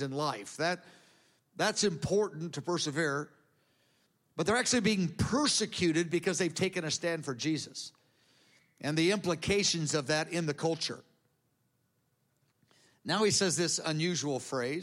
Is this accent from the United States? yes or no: yes; United States; I'm an American. We don't do it that way here.